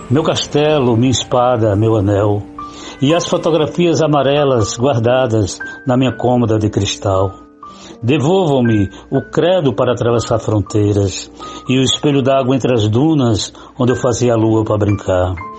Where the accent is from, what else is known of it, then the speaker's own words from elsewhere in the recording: Cajazeiras, Paraíba, Brazil; moved away; also born or lived in Recife; sou paraibano, nascido em Cajazeiras